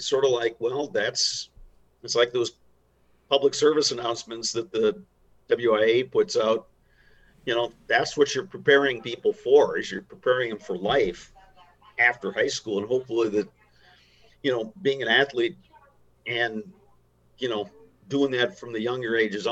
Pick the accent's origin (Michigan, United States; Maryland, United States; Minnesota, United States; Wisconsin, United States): Minnesota, United States; Chisholm; I grew up in Chisholm in the 70s.